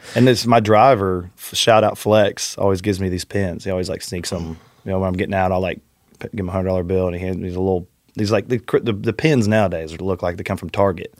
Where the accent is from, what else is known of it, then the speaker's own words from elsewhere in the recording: north of Houston, Southeast Texas, United States; also born or lived in Austin, Texas; I grew up in Southeast Texas, just north of Houston, um, and then I lived in Austin